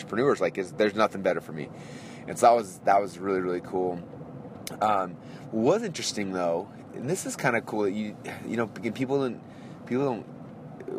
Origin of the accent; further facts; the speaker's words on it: United States; I'm this American authority